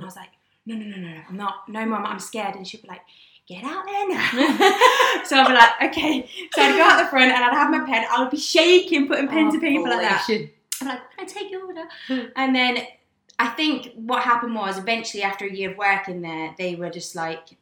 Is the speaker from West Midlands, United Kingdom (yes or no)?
no; Leicester, East Midlands, United Kingdom; now in Glasgow, United Kingdom; I'm actually from Leicester originally, and I grew up there with my mum.